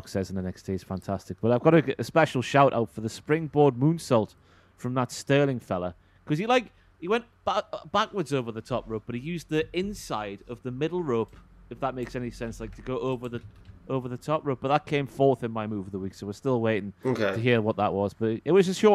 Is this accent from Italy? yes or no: no; Newcastle upon Tyne, North East England, United Kingdom; accent: Geordie; I need to lessen the Geordie and speak more like Denise Welsh does on Loose Women